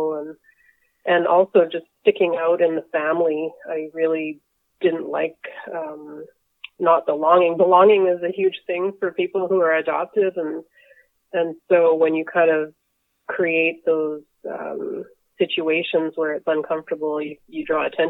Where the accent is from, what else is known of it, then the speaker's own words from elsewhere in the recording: Winnipeg, Manitoba, Canada; So I grew up in Winnipeg with two other adopted siblings